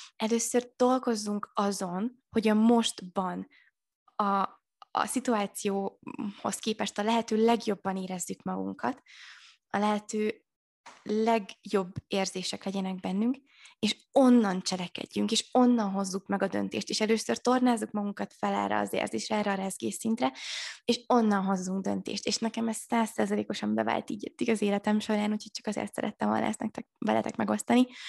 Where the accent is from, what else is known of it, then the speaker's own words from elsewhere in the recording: Maklár, Heves, Hungary; moved away as an adult; also born or lived in Budapest; otthon én falun nőttem fel, ugye Eger mellett maklárom